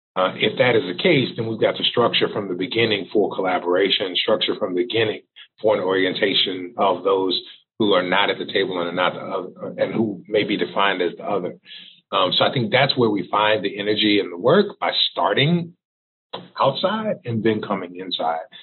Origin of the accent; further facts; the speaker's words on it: Texas, United States; moved away; also born or lived in Missouri; I'm originally from Texas